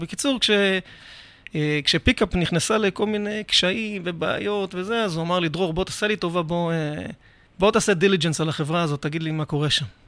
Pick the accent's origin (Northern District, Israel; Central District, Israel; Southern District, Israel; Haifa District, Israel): Central District, Israel; Rishon LeZion; אני גדלתי בראשון לציון